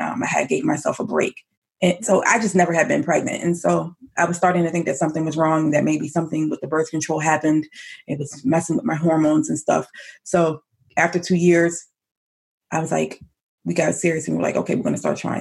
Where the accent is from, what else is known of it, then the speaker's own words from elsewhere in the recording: Elkridge, Maryland, United States; I grew up in a town called Howard County. Actually, it's called Elk Ridge, but it's in Howard County, Maryland.